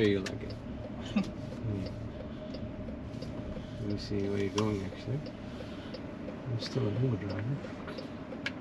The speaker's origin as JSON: {"language": "English", "country": "Netherlands", "moved": "yes", "said": "ik ben Nederlands"}